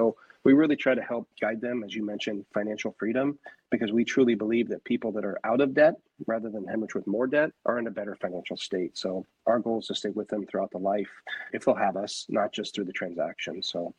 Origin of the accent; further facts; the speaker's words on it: Northwest, United States; I started in residential real estate in California, and I'm born and raised in the Northwest. So family pulled me back here after college